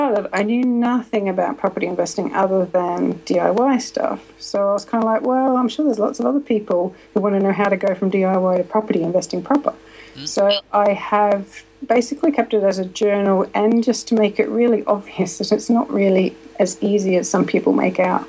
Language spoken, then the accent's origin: English; Australia; moved away as an adult; now in United Kingdom; I'm from Australia. I left Australia when I was 23.